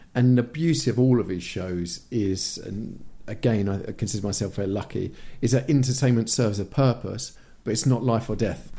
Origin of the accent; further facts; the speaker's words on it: United Kingdom; moved away as an adult; I'm very British